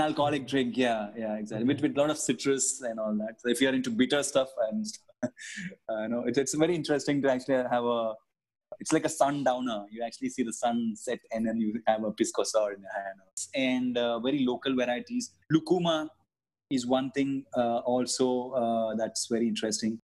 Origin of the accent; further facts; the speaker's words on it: India; as an Indian uh, passport holder